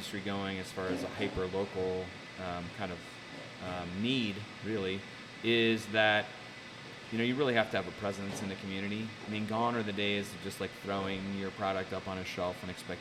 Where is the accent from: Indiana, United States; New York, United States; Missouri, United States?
Indiana, United States; Carmel; I grew up in Carmel. I graduated from Carmel High School in 91